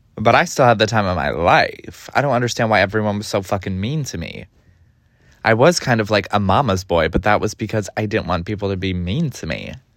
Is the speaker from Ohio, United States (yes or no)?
yes; Cleveland, Ohio, United States; now in New York, United States; I grew up in Cleveland, Ohio, the east suburbs of Cleveland